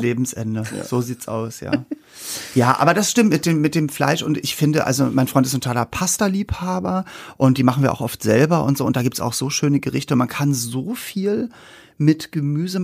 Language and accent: German; Hamburg, Germany; bei uns in Hamburg gab es halt Senfeier